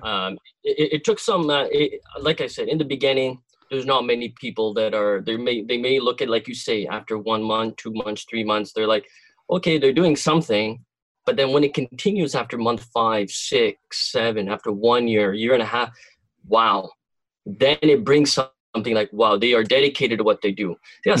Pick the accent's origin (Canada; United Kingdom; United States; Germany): Canada; Cornwall, Ontario; I am from Cornwall, uh, not too far away from uh, the Toronto crew, uh, and uh, uh, born and raised in this city.